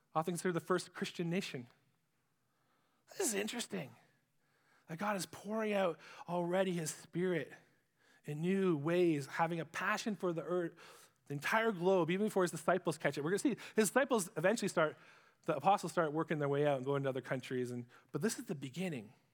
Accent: Ipperwash, Ontario, Canada; also born or lived in Sarnia; where I grew up in Ipperwash

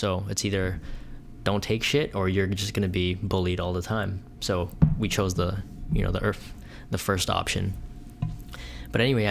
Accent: Thornhill, Ontario, Canada; growing up in Thornhill, which is it's like 30, maybe 20 minutes north, central north of downtown Toronto

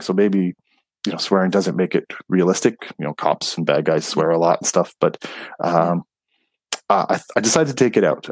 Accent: Montreal, Quebec, Canada; I was born in Montreal

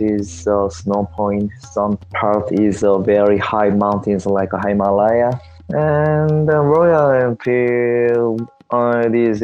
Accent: South Korea; I'm from South Korea.

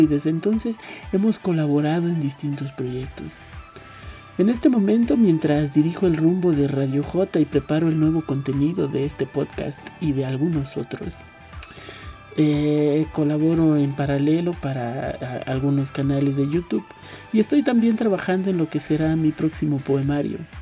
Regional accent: Mexico; escritor y poeta nacido en México hace 26 años y poquito

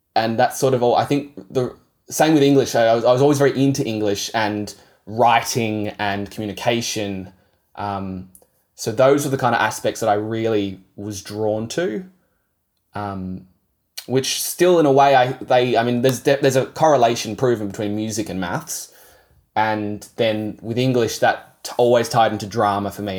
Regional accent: Yarra Valley, Victoria, Australia; also born or lived in Kangaroo Ground; I grew up sort of near the Yarra Valley. My parents moved out to Kangaroo Ground when I was ten

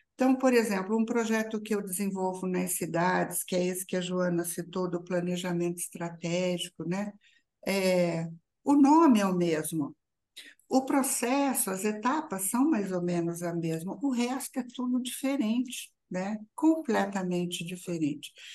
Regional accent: São João da Boa Vista, São Paulo, Brazil; moved away; da cidade onde eu nasci e que voltei, que é São João da Boa Vista

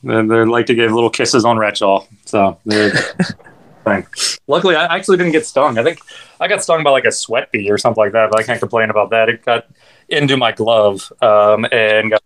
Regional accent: West Virginia, United States; now in Florida, United States; I grew up in West Virginia, and I remember running through the woods

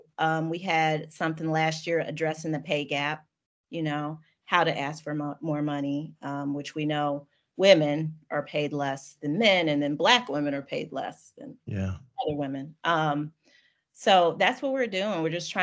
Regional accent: St. Louis, Missouri, United States; also born or lived in New York City / Raleigh; I was born in New York City. I moved to St. Louis in the third grade for my dad's job. They moved us here to St. Louis. So I've pretty much been here ever since, except for a year I was in Raleigh, North Carolina.

